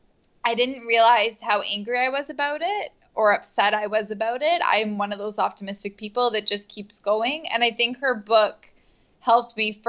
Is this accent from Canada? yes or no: yes; Niagara Falls, Ontario, Canada; now in Toronto, Canada